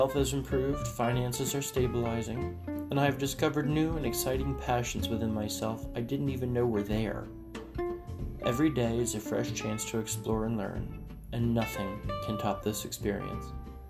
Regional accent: Ocean City, New Jersey, United States; moved away as an adult; now in Maine, United States; the beaches in my hometown of Ocean City

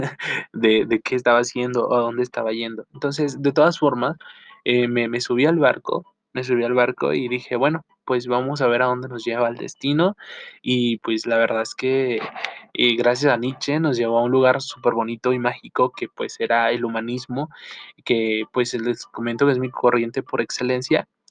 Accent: Chihuahua, Mexico; soy del norte de México, específicamente la ciudad de Chihuahua

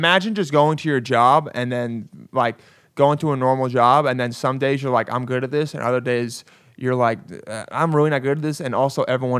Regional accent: St. Louis, Missouri, United States; also born or lived in New York; No, don't disrespect me like that, man. I'm from St. Louis.

